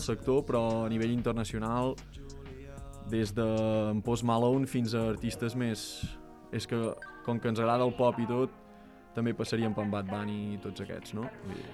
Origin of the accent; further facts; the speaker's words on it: Vic, Catalonia, Spain; nosaltres som de Vic, som dos nanos de Vic